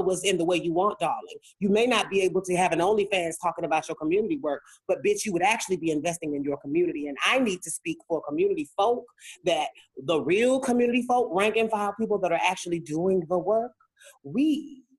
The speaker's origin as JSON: {"language": "English", "region": "South Carolina", "country": "United States", "moved": "as an adult", "lives_now": "Atlanta, United States", "said": "I'm from South Carolina"}